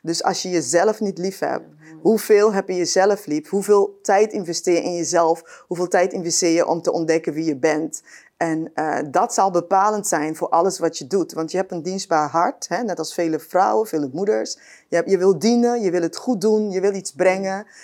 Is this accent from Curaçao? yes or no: yes; Curaçao; ik ben eh, opgegroeid op Curaçao.